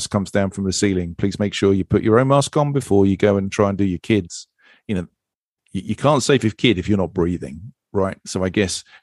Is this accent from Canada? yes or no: no; United Kingdom; I'm British.